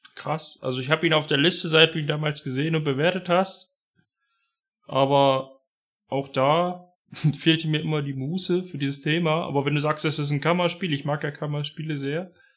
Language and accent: German; Harz, Germany; bei uns im Harz